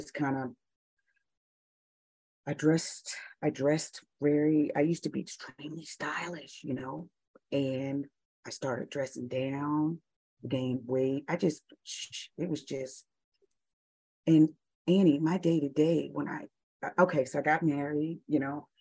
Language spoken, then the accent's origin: English; United States; also born or lived in Dubai; being an American